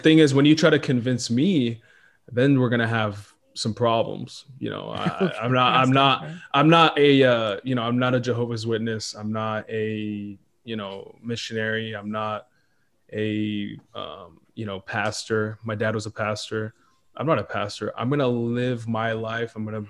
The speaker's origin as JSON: {"language": "English", "country": "Israel", "tie": "born there", "said": "No, I was born in Israel, and my parents were born in Ethiopia."}